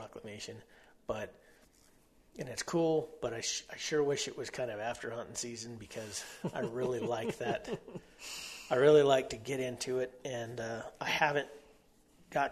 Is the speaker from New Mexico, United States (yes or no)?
yes; near Holloman Air Force Base, White Sands Missile Range, New Mexico, United States; I grew up right there next to Holloman Air Force Base, White Sands Missile Range